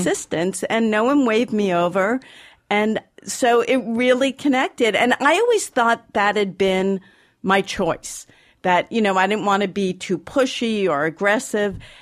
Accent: Boston, Massachusetts, United States; I grew up in Boston

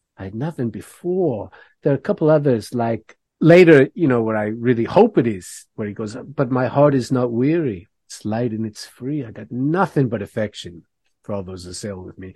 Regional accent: Canada

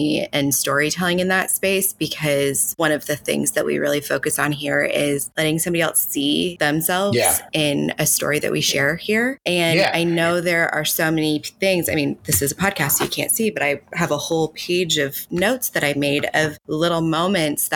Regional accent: Katy, Texas, United States; I'm from Katy, Texas, which is like objectively a well-to-do suburb of Houston

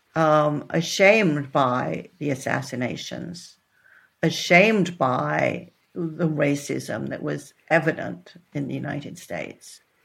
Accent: Netherlands; moved away; also born or lived in Texas, United States / Boston, United States; I was born in Texas, but then when I was eight, I moved to the Netherlands.

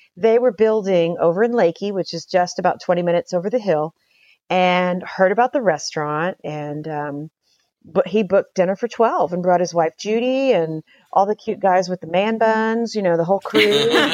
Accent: Houston, Texas, United States; also born or lived in Utopia, Texas / Paris, France; I grew up in Houston, but my folks bought our property out in Utopia in nineteen seventy-two.

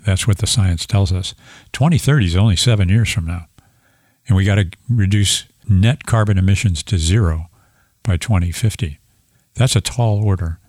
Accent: St. Louis, Missouri, United States; I'm an engineer from Saint Louis, Missouri.

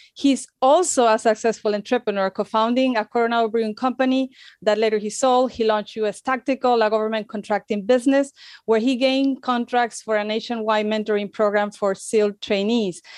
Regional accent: Spain; moved away as an adult; also born or lived in United States; I'm from Spain. I am in Spain right now. um, lived in the U S for some years

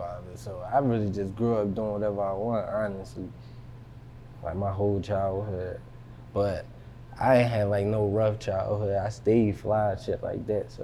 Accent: Philadelphia, Pennsylvania, United States; I'm from West Philly

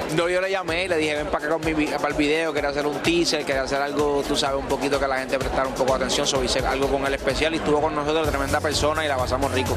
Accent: Seville, Andalusia, Spain; te estoy saludando aquí en mi tierra

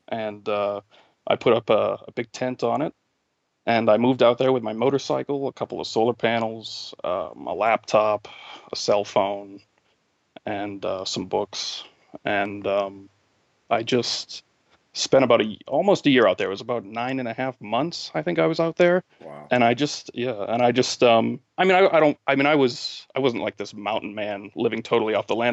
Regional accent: New England, United States; moved away as an adult; also born or lived in New Mexico; I'm originally from New England, so I was coming back here

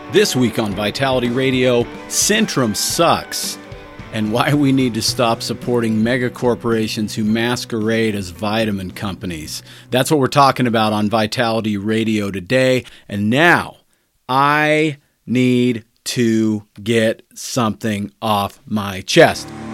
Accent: United States

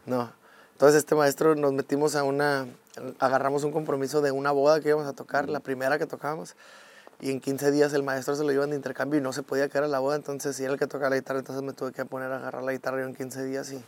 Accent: Mexico; siendo más mexicanos que nunca

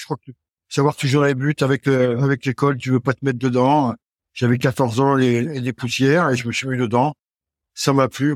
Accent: Brittany, France; also born or lived in the south of France; mon papa, pour, pour, le travail, avait quitté le sud et, et donc j'ai grandi en Bretagne

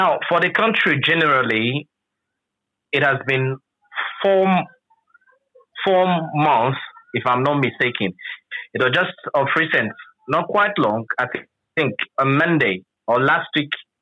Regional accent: Rivers State, Nigeria; from Nigeria, River State in particular.

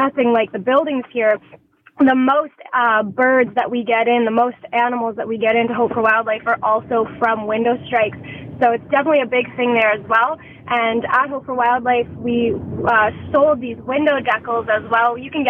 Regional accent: Nova Scotia, Canada; also born or lived in Etobicoke, Toronto; now in Toronto, Canada; I'm originally from Nova Scotia

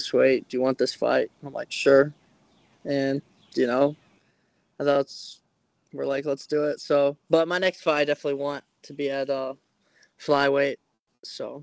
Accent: Ohio, United States; BCM, my hometown

